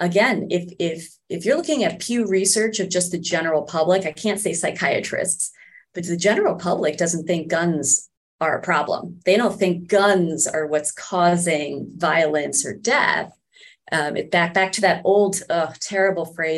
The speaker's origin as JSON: {"language": "English", "region": "New York", "country": "United States", "said": "I am a New Yorker."}